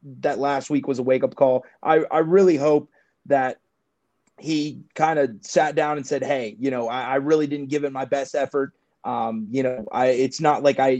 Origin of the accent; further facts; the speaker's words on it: Warren, Ohio, United States; I'm originally from Warren, like the Youngstown area